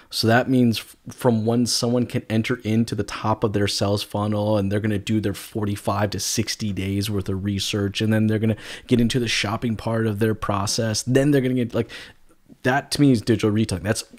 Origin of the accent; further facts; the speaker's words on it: United States; accent: Canadian; now in Canada; And, you know, I'm not originally from Canada. I'm originally from the States. I know a lot of people are surprised when I say that because I got such a Canadian accent.